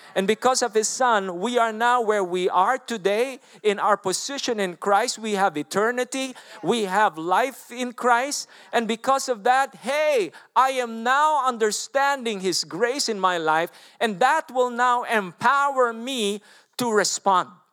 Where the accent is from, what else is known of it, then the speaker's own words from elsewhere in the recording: Philippines; English is a second language; moved away; I'm a Filipino. I don't know even to speak English.